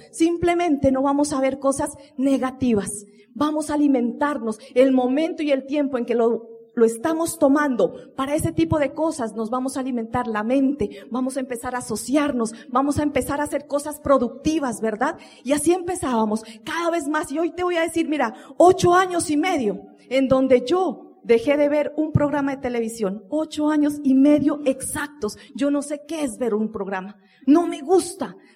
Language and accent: Spanish; Colombia; porque nosotros como buen colombiano, ¿no? El único día para los hijos, ¿cuándo es? El domingo.